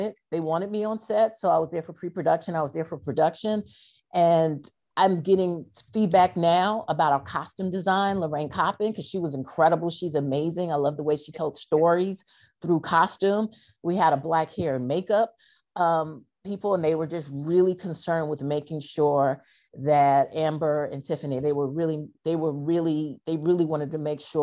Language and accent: English; U.S. Virgin Islands; I'm from St. Croix, the US Virgin Islands